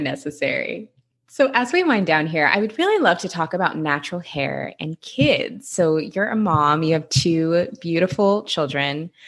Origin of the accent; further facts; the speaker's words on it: Seattle, Washington, United States; now in Los Angeles, United States; I'm from Seattle